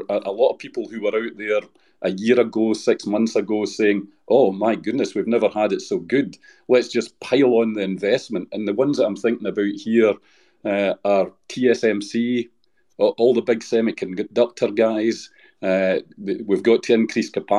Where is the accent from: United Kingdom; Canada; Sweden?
United Kingdom; I'm technically British